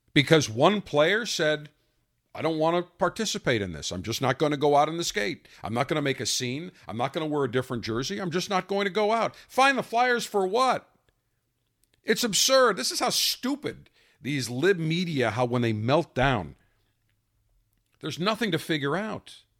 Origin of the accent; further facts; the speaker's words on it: Buffalo, New York, United States; I grew up in Buffalo, big Sabres fan, had an ice rink in my backyard